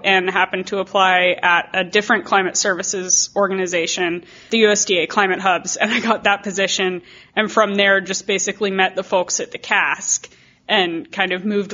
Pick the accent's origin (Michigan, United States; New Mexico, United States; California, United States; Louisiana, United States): New Mexico, United States; I come from New Mexico, which is incredibly dry, except for this year, but generally very dry. And so I grew up with drought.